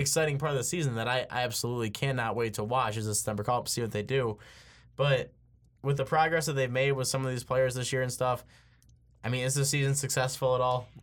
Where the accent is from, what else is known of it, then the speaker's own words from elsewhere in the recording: Michigan, United States; I'm from Michigan.